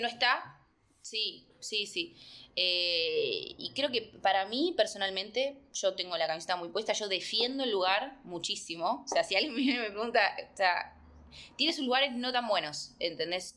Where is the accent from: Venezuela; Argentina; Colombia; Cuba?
Argentina; moved away as an adult; somos argentinos